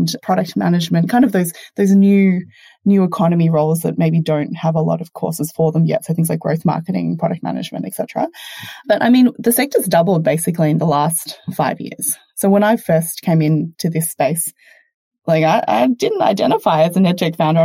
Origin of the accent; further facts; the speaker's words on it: Australia; your first Aussie guest, and hopefully my accent hasn't been too distracting for your listeners